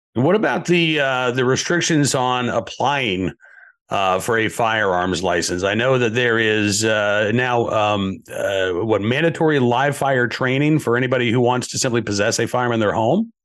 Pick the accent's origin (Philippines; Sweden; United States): United States; Massachusetts; moved away; I was born in the state of Massachusetts